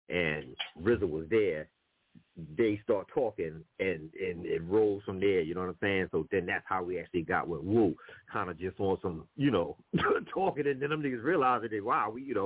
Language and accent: English; South Carolina, United States; moved away; I'm from South Carolina originally